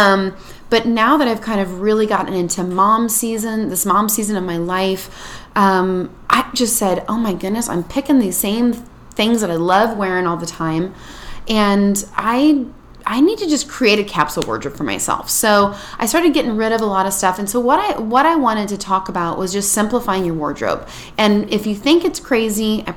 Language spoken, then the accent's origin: English; Indiana, United States; now in California, United States; And I'm from Indiana